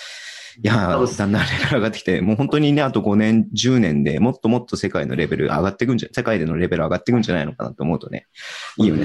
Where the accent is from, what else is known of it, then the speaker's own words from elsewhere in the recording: Hokkaido, Japan; 北海道民